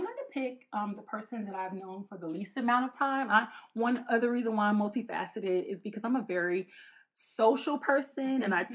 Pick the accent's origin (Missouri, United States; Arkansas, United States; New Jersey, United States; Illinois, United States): Illinois, United States; Chicago; also born or lived in Jacksonville, Florida; now in West Lafayette, United States; I was actually born in Jacksonville, Florida, but I was raised in Chicago, Illinois, South Side